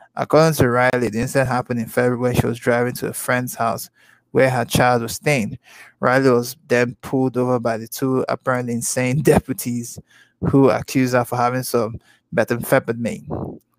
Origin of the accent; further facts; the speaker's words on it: Nigeria; I'm from the continent, okay? I'm Nigerian, all right? From the Igbo tribe